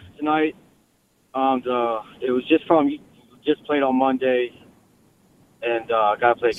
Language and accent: English; Lower Maryland, United States; I'm from Lower Maryland.